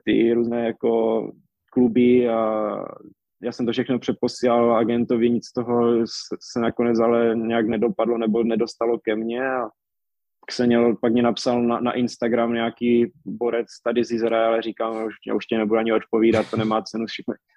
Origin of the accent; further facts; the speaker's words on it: Czechia; já jsem tam zůstal jako jediný Čech